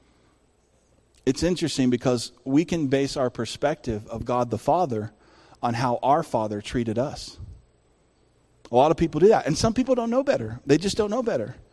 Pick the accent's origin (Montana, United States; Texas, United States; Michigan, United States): Texas, United States; El Paso; now in California, United States; where we grew up in El Paso, Texas